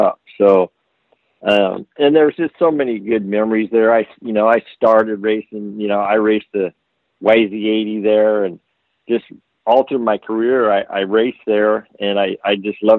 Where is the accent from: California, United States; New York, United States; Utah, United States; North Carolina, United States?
California, United States; Southern; I grew up in SoCal